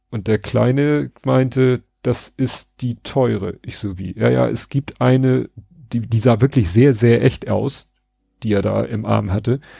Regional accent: Hamburg, Germany; Also wir kommen ja aus Hamburg-Bramfeld und die Sternbrücke ist ja also rissen kurz vor der Hamburger Stadtgrenze, also kurz vor Wedel.

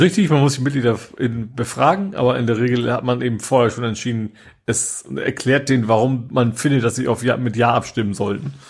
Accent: Vechta district, Lower Saxony, Germany; now in Hamburg, Germany; Ist auch meine Heimat, Kreis Fechter

